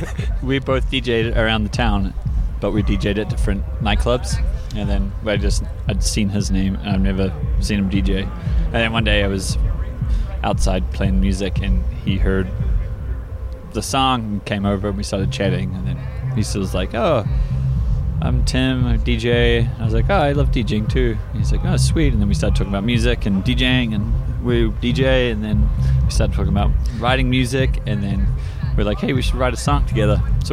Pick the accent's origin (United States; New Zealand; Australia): New Zealand; Auckland; moved away as an adult; now in Whistler, Canada; I'm originally from New Zealand in Auckland, and then I moved to Whistler for a season 2007.